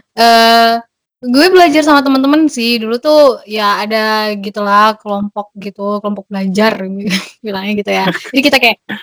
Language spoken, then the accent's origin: Indonesian; Indonesia; now in Germany; gue itu orang Indo keempat yang mereka hostin